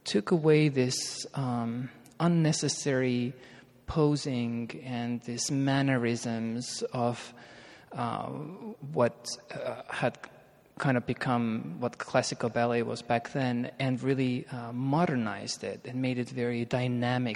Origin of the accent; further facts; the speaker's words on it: Estonia; moved away as an adult; also born or lived in Birmingham; I was born in Estonia and trained in Estonia